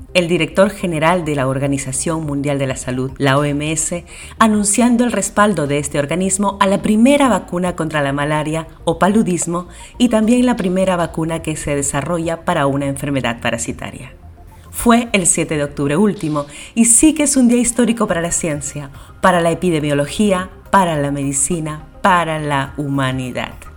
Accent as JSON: {"language": "Spanish", "country": "Peru", "said": "en nuestro país"}